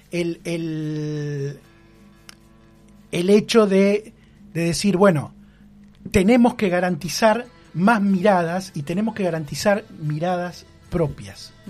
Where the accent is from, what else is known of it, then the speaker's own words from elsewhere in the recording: Bahía Blanca, Buenos Aires Province, Argentina; ¿cómo me, presento yo como bahiense, como eh, pueblo originario, como argentino?